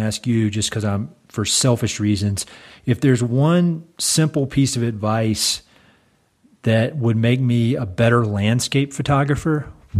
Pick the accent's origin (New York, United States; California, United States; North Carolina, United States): North Carolina, United States; but I'm not a hippie. I'm from North Carolina.